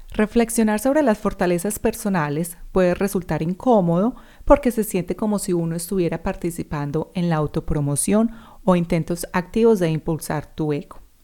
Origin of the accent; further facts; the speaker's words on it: Medellín, Antioquia, Colombia; first language Spanish; moved away as an adult; also born or lived in New Zealand; now in Australia; haya estado conmigo en EAFIT o en el colegio, en clase conmigo